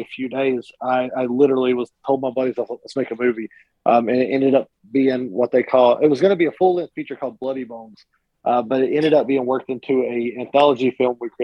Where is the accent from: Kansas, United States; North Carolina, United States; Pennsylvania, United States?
North Carolina, United States; Cat Square; also born or lived in Hickory, North Carolina; I grew up in a small town called Cat Square, North Carolina.